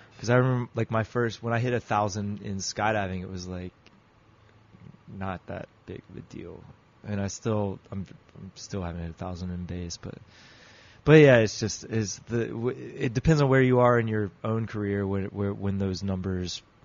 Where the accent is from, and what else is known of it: United States